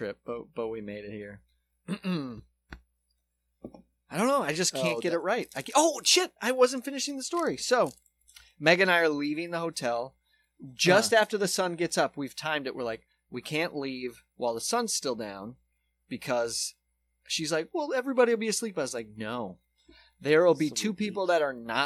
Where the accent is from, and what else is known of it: Charleston, United States